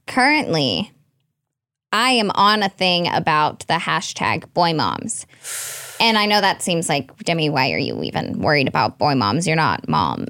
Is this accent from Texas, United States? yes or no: yes; Red Oak, Texas, United States; moved away as an adult; now in Los Angeles, United States; I'm from a small town, and I would have never imagined living in L